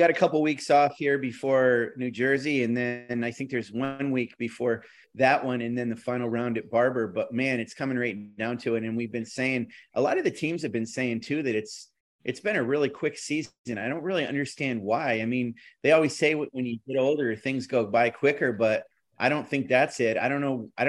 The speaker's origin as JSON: {"language": "English", "town": "Dublin", "region": "Leinster", "country": "Ireland", "moved": "as an adult", "lives_now": "New York, United States", "said": "I'm from the south. I'm from Dublin."}